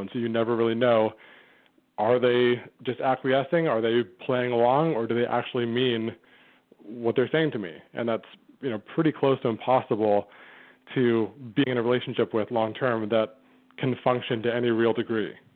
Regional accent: Vancouver, British Columbia, Canada; my hometown of Vancouver, Canada

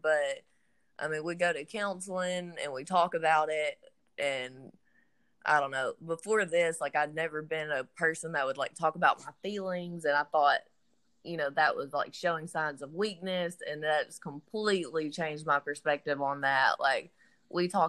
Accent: Atlanta, Texas, United States; moved away as an adult; also born or lived in Fort Hood, Texas; now in Bossier City, United States; I'm from Atlanta, Texas

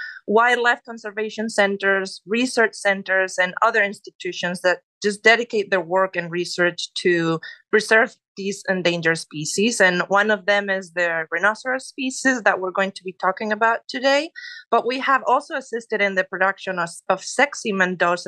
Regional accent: Spain; English is a second language; moved away as an adult; now in Texas, United States; As you can tell, I'm originally from Spain

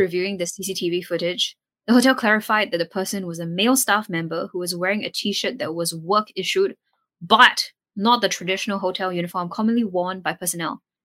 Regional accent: Singapore; as Singaporean

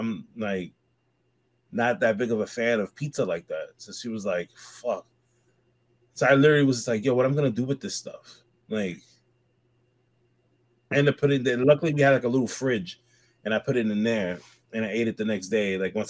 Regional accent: New York City, New York, United States; now in Brooklyn, United States; I grew up in the Bronx my whole life, right? All the way until I met my wife. She stayed in the Bronx living with me for like a good while until we found a place in Brooklyn.

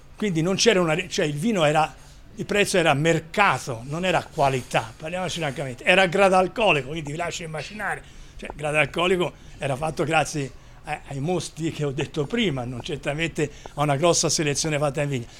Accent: Chianti Classico, Tuscany, Italy; sono del Chianti Classico

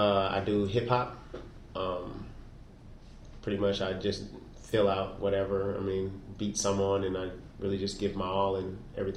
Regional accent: Oklahoma, United States; also born or lived in Germany / California / Louisiana; I'm a military brat. I was born in Germany, moved around a lot. I've lived in California, lived in Louisiana. And then pretty much the majority of my life, I grew up in Oklahoma.

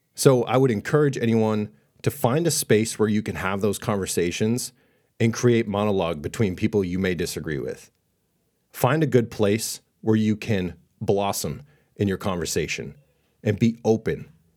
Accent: Boston, Massachusetts, United States; I was raised in Boston

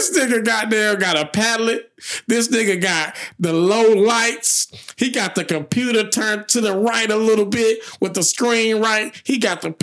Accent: Memphis, Tennessee, United States; born or raised there

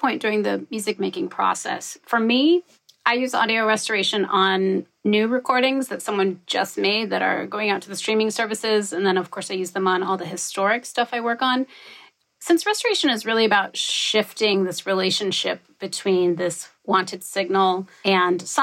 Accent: Wyoming, United States; moved away; also born or lived in New York City / Bay Area; I grew up in Wyoming

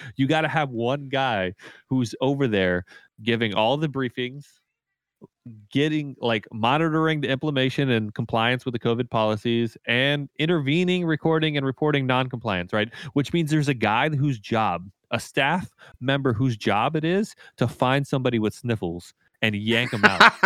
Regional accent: United States; as an American player

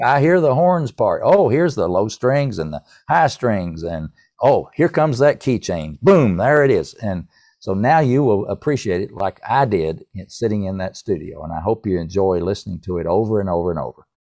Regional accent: North Carolina, United States; I'm from North Carolina

